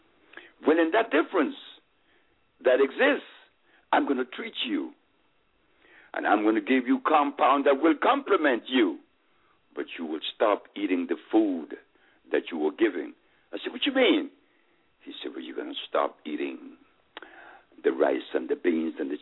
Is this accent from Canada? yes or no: no; Honduras; I'm from Honduras